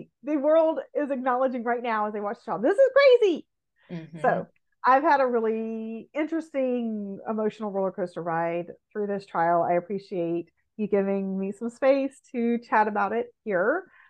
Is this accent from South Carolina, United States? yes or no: yes; South Carolina, United States; born or raised there; moved away